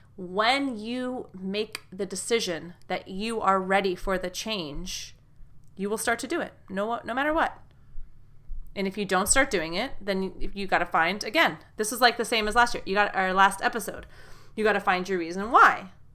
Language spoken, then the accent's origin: English; United States; from the U S American English teacher.